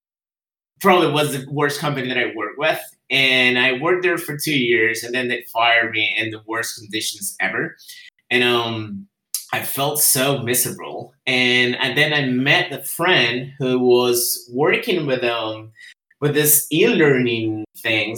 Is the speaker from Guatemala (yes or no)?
yes; Guatemala; first language Spanish; English is a second language; I'm from Guatemala, and I'm living in Guatemala.